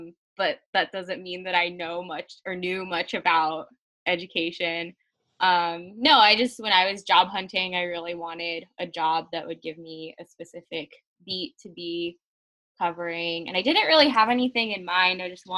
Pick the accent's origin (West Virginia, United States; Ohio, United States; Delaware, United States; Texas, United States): Delaware, United States; the suburban areas of Delaware and, like, strip malls and everything. Like, that's pretty much what my hometown area looks like.